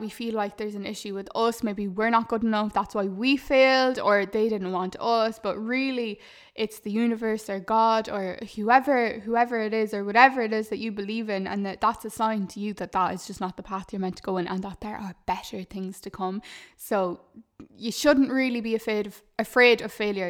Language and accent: English; Ireland; a lot of us are programmed to think as Irish people